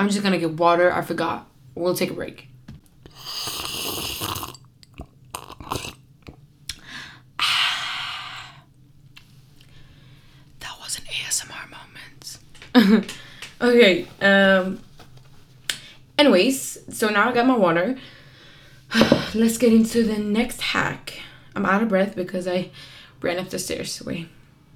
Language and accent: English; Kurdistan, Iran; moved away; I'm Kurd from Iran